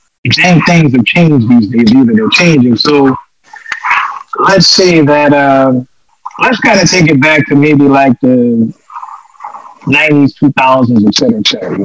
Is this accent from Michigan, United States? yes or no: no; New Orleans, Louisiana, United States; It was growing up in New Orleans and sitting back and looking at the band culture in general.